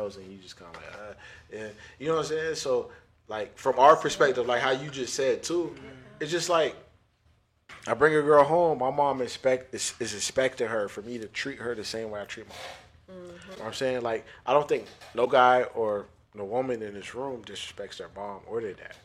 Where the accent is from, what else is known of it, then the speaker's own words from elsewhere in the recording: United States; also born or lived in Jamaica (ancestry); I'm American. I'm half Jamaican